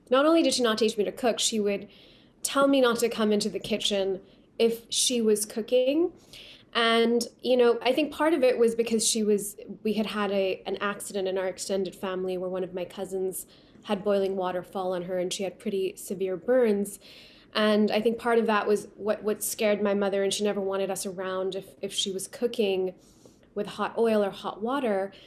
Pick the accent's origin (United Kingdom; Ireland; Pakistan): Pakistan; first language Urdu; English is a second language; now in Los Angeles, United States; I grew up in Pakistan and now I live in Los Angeles